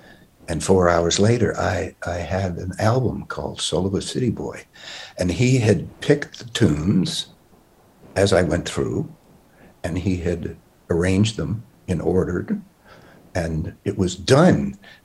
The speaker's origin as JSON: {"language": "English", "town": "Queens", "region": "New York", "country": "United States", "tie": "born or raised there", "said": "I really didn't know, you know, I grew up in Queens, but I was just a kid."}